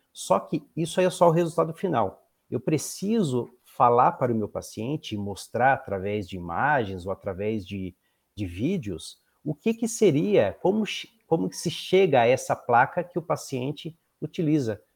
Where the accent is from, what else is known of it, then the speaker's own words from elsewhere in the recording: Florianópolis, Santa Catarina, Brazil; moved away as an adult; now in Pinhais, Brazil; Eu sou natural de Florianópolis